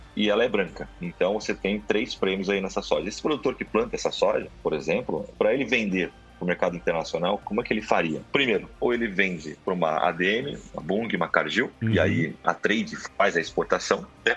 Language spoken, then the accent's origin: Portuguese; Porto Alegre, Rio Grande do Sul, Brazil; also born or lived in Santos / Spain; now in São Paulo, Brazil; Eu sou natural de Rio Grande do Sul, de Porto Alegre